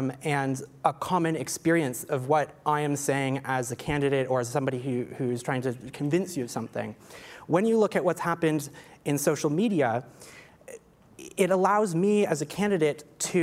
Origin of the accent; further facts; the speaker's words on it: Canada; as a non-American, as a Canadian, as an outsider